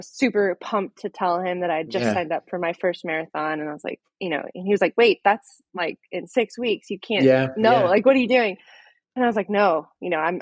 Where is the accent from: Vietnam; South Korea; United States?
United States; Edmond, Oklahoma; I grew up in Edmond, graduated from high school there, from Memorial.